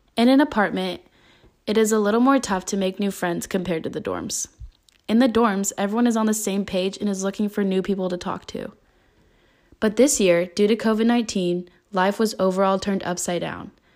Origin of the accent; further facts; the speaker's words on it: Northern California, United States; moved away as an adult; now in Tempe, United States; I am originally from Northern California and decided to move to Arizona to further my education